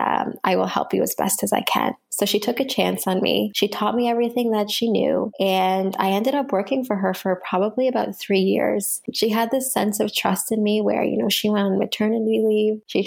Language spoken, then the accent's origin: English; Canada; here in North America or as a Canadian